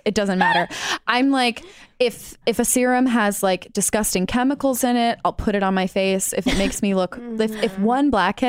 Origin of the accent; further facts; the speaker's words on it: Midwest, United States; growing up in the Midwest.